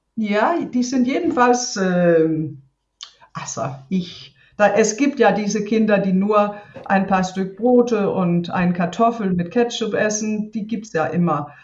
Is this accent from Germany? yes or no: no; Denmark; German is a second language; ich bin ja auf dem Land aufgewachsen hier